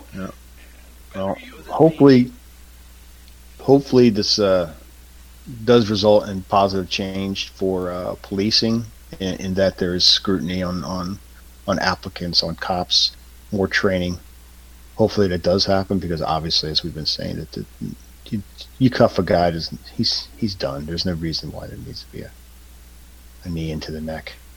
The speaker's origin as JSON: {"language": "English", "region": "Southern Maryland", "country": "United States", "tie": "born or raised there", "moved": "yes", "said": "my uh, experience growing up in Southern Maryland"}